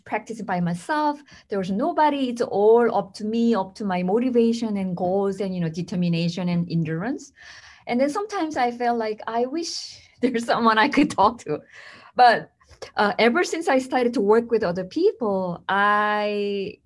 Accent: South Korea; moved away as an adult; now in United States; I came from South Korea

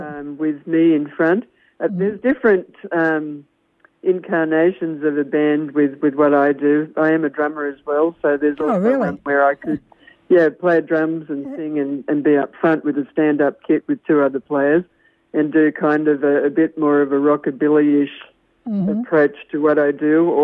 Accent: Temecula, California, United States; I'm from the Temecula wine country area.

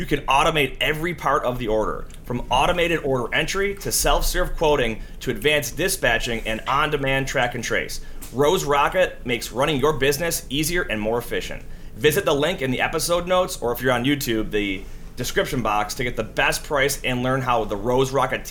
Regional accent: Buffalo, New York, United States; I'm from Buffalo, New York

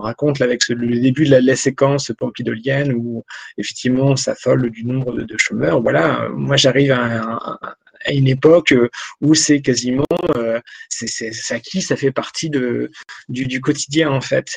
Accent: Picardy, Hauts-de-France, France; moved away; je suis originaire de, de Picardie, j'ai longtemps vécu là-bas

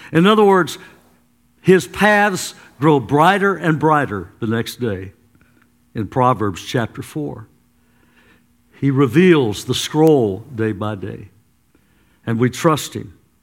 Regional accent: United States; I am an American. I'm proud to be an American

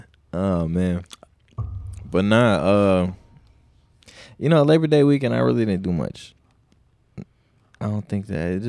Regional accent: South Dakota, United States; I mean, I'm from South Dakota

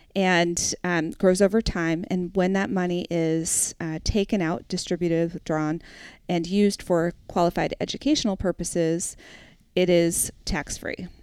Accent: New Hampshire, United States; also born or lived in Brooklyn; I grew up in New Hampshire

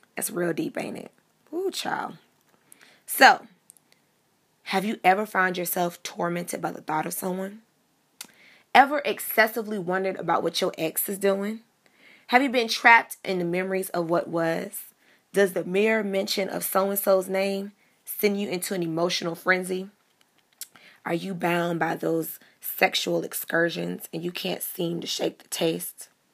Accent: Miami, Florida, United States; growing up in Miami, I grew up the daughter of two pastors

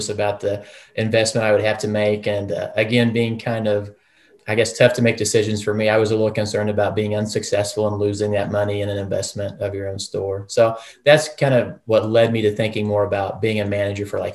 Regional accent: Ravenwood, Missouri, United States; also born or lived in Maryville, Missouri; I grew up in Ravenwood, which is a small town.

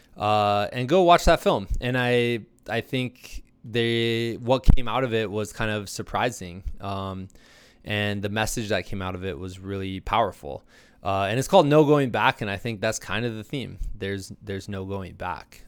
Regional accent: Iowa, United States; moved away; I'm from Iowa originally

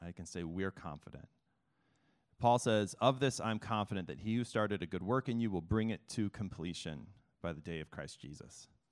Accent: Mount Vernon, Illinois, United States; also born or lived in Chicago, Illinois; now in Philadelphia, United States; I started in small town Illinois in a town called Mount Vernon, the Mount Vernon Rams

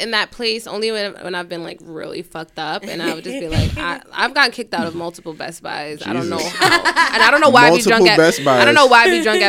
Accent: New York City, New York, United States; also born or lived in Brooklyn; We're from Queens.

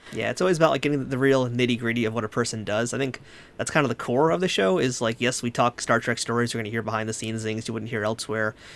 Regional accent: New York, United States; I'm from New York

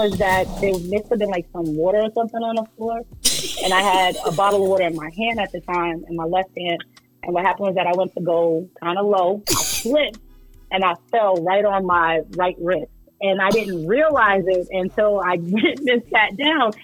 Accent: New Jersey, United States; also born or lived in Irvington, New Jersey; I'm American. So I was born and raised in Jersey

